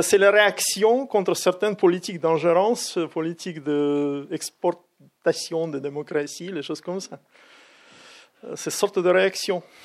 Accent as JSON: {"language": "French", "country": "Russia", "second_language": "French", "moved": "yes", "lives_now": "Toulouse, France", "said": "je suis russe, mais qui travaille en France"}